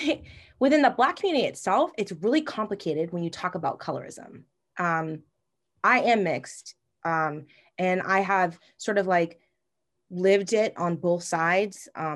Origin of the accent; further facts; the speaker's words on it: Massachusetts, United States; Like, I'm from Massachusetts. I do not have a Massachusetts accent. Thank God. My brother does. My mom does.